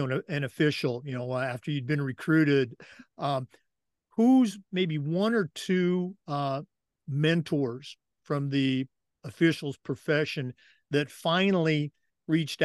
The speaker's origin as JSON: {"language": "English", "region": "Oregon", "country": "United States", "tie": "born or raised there", "said": "I grew up in Oregon, went to college in Oregon"}